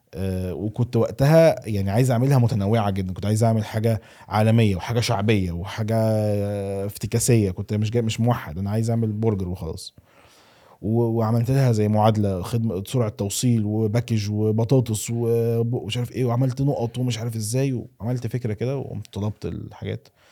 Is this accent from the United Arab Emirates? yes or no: no; Egypt; moved away; also born or lived in Saudi Arabia; انا اتولدت في مصر وعشت في السعوديه ورجعت تاني مصر